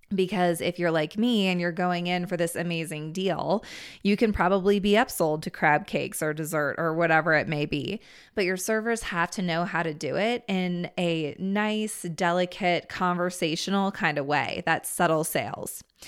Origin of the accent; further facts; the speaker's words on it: Washington, District of Columbia, United States; now in Steamboat Springs, United States; I grew up in the Washington, D C area